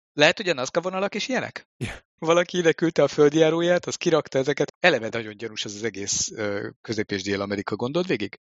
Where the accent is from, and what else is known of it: Hungary